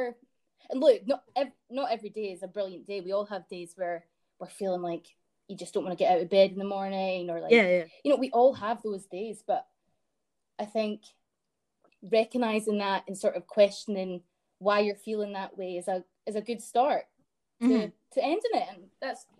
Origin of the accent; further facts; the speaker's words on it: Dunblane, Scotland, United Kingdom; also born or lived in Glasgow; I grew up in Dunblane, which is a sort of... It's very middle class